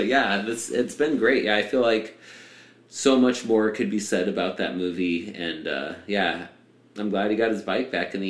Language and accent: English; Arizona, United States; I'm from Arizona. That's golf cart world.